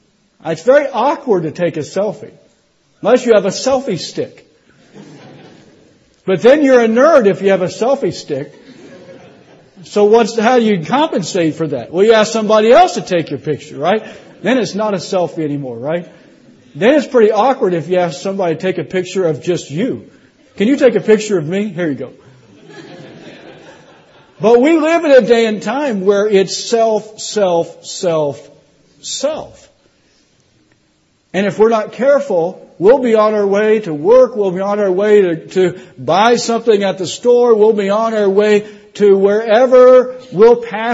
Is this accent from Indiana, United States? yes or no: yes; Indiana, United States; now in Florida, United States; I'm not from Tennessee. I don't want to speak like a southerner. Y'all know what I'm talking about, right? I'm from Indiana. I'm a Yankee. I moved to Florida, which is a northern state.